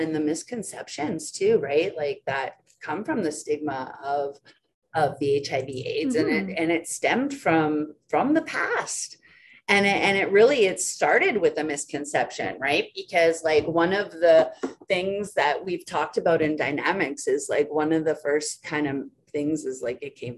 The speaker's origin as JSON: {"language": "English", "town": "High Level", "region": "Alberta", "country": "Canada", "tie": "born or raised there", "moved": "yes", "lives_now": "Edmonton, Canada", "said": "originally from Treaty 8, so I was born in High Level, and now I am so absolutely humbled and honored and grateful to be working and living life on Treaty 6"}